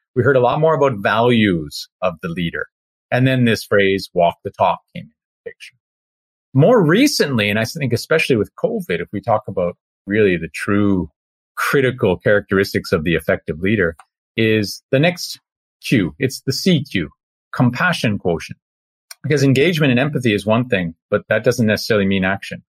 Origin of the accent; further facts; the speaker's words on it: Canada; an ice hockey player growing up in Canada